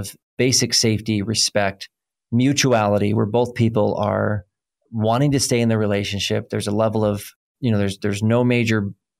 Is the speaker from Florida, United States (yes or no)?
no; Oklahoma, United States; I'm from Oklahoma, so I can translate just about any bungled word because they sound right to me